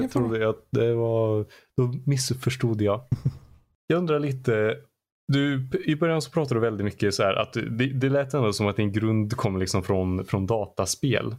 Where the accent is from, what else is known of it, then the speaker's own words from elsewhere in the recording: Arvika, Värmland, Sweden; i Arvika där jag kommer ifrån